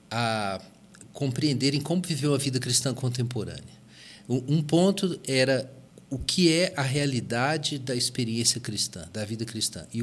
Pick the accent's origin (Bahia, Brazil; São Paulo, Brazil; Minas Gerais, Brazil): Minas Gerais, Brazil; Belo Horizonte; E Belo Horizonte era um dos focos disso, né? Foi, verdade. Então eu cresci na Igreja Batista da Floresta, uma igreja batista, muito em ênfase em estudo bíblico, mas também em dons espirituais, nessa coisa toda.